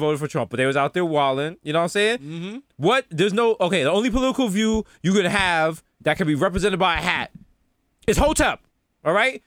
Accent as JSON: {"language": "English", "town": "New York City", "region": "New York", "country": "United States", "moved": "yes", "said": "We're still from the Bronx"}